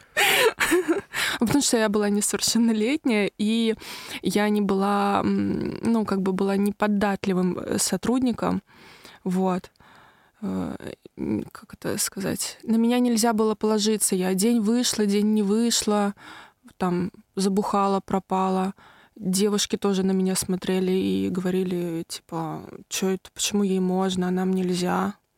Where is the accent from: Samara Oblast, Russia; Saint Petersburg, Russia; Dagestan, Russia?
Samara Oblast, Russia; Tolyatti; я из Тольятти